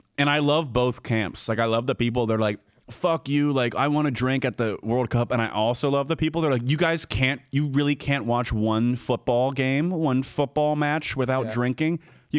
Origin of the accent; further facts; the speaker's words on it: United States; we're American